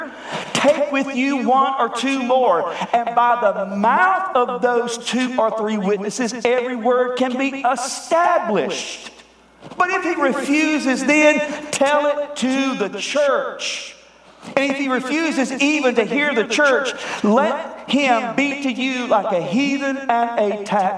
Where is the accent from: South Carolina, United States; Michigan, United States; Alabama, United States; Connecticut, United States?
South Carolina, United States; Greer; I'm from Greer. There is so much redneck in me